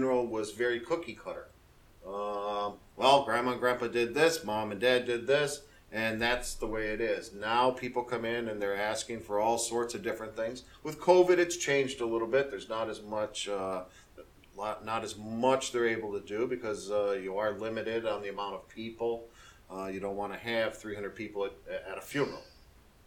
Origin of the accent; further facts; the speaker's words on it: Waukegan, Illinois, United States; moved away as an adult; also born or lived in Kenosha, Wisconsin; now in Florida, United States; I was born in Kenosha, Wisconsin. I was raised in a town called Waukegan in Illinois